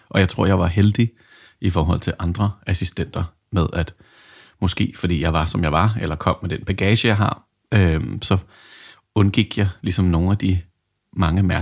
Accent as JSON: {"language": "Danish", "country": "New Zealand", "tie": "born or raised there", "also_born_or_lived": "England", "said": "jeg kan jo sige måske lidt om min baggrund, at jeg er vokset op på New Zealand og født i North England, og der, der startede man jo en lille smule tidligere"}